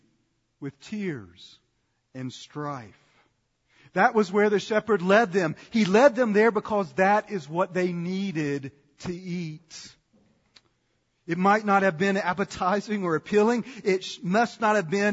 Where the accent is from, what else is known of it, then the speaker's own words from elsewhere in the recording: Sanford, North Carolina, United States; when I was growing up in Sanford, North Carolina